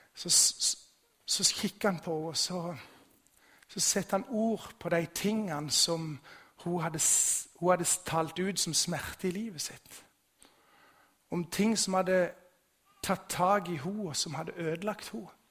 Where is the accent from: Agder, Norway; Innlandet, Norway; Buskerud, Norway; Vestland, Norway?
Agder, Norway; Vigeland; Bakgrunnen min er bedehuset hjemme på Vigeland